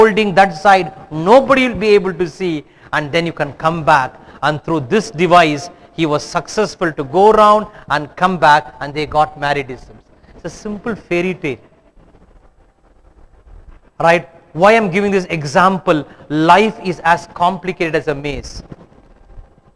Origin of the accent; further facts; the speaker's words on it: Bangalore, Karnataka, India; I come from Bangalore